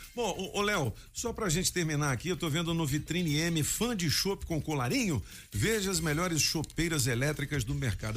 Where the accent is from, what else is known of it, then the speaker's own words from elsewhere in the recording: Brasília, Federal District, Brazil; quando eu era moleque aqui em Brasília